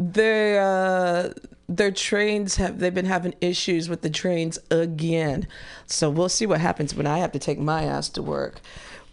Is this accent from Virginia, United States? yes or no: no; Chicago, Illinois, United States; now in San Francisco, United States; I'm from Chicago